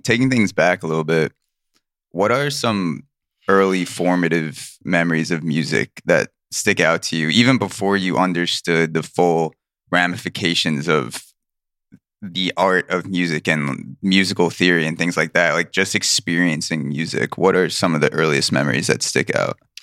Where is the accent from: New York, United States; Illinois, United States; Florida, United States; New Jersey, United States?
New York, United States; Long Island; I came from Long Island, very suburban, middle class, and I didn't grow up next to that dichotomy